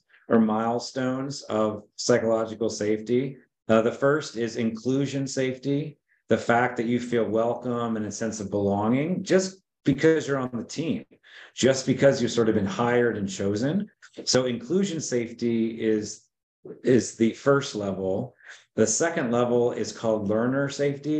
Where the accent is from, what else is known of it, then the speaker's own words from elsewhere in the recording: State College, Pennsylvania, United States; moved away as an adult; now in Charlottesville, United States; although I loved Pennsylvania, that was my hometown, State College